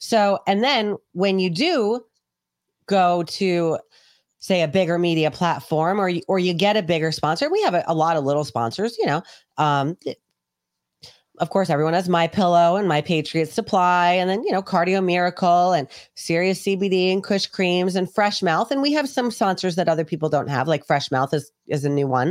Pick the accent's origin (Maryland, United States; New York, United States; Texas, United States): New York, United States; New York City; also born or lived in England; I grew up in New York City